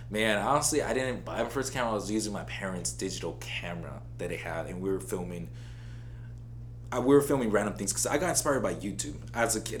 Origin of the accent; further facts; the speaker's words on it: Oxnard, California, United States; also born or lived in Santa Barbara, California; moved to Oxnard when I was around seven years old